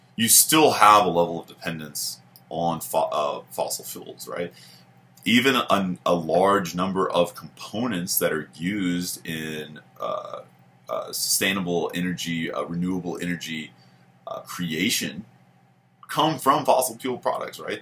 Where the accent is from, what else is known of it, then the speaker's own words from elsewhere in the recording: United States; being an American